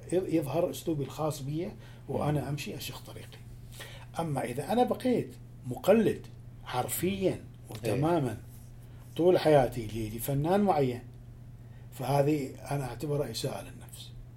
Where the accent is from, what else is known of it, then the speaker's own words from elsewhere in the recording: Iraq; هي موسيقى مالتي انا دا اتكلم لهجتي